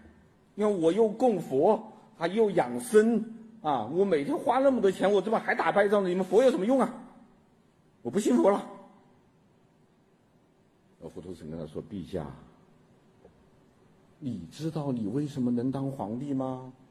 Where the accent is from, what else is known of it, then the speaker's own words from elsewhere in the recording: China; 我们中国人是老天爷也可以该死的，老天爷不长眼呐、啊。